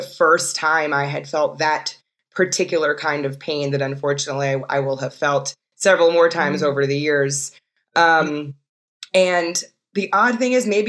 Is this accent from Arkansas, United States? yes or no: no; New York City, New York, United States; I grew up in New York City